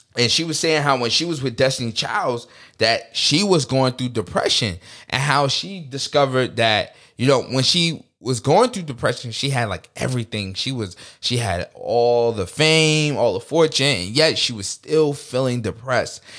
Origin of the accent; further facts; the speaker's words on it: United States; as a people, as American people, we're very artistic people